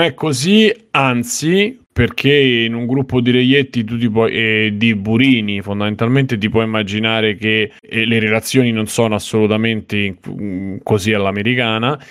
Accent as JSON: {"language": "Italian", "town": "Rome", "region": "Lazio", "country": "Italy", "said": "da romano"}